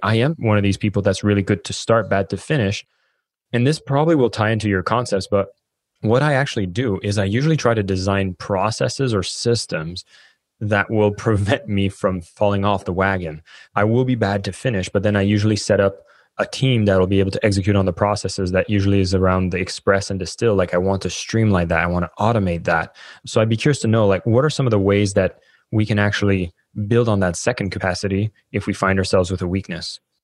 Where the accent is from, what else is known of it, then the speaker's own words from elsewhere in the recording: Canada; moved away; I'm Canadian